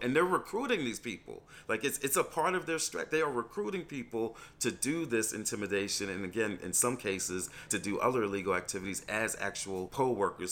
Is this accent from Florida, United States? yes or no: no; New York, United States; moved away as an adult; also born or lived in Selma, Alabama; I'm from New York originally.